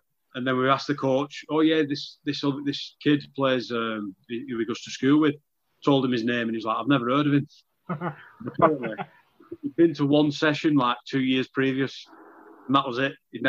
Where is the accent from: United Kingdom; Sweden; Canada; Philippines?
United Kingdom; Wigan, North West England; Yeah, I mean, obviously Wigan's, it always has been rugby league mad.